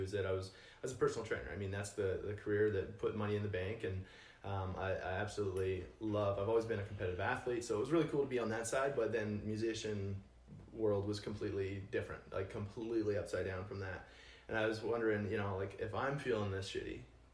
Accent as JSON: {"language": "English", "town": "Calgary", "region": "Alberta", "country": "Canada", "said": "originally from Nashville North, known as Calgary, Alberta"}